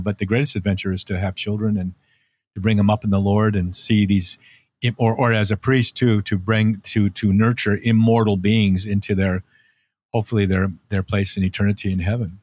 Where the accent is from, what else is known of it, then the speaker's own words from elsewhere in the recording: Santa Cruz, California, United States; also born or lived in North Dakota; "We're moving to California, to Santa Cruz, California, and you're gonna surf."